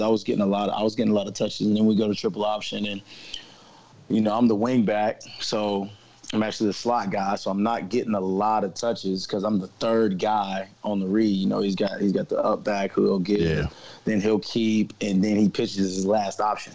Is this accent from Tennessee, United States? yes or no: yes; Nashville, Tennessee, United States; Tennessee, uh, born and raised. So I'm one of the last of a dying breed here